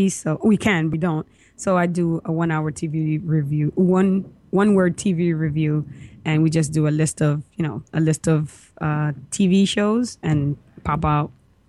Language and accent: English; New York, United States; We're from New York.